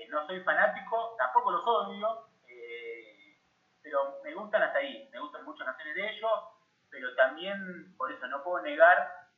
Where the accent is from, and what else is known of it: Argentina